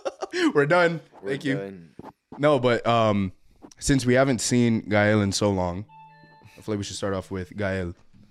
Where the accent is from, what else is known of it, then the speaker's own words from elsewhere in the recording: Tecoman, Colima, Mexico; No, I'm from Tecoman, bro. Soy de Tecoman, bro. Soy de Colima.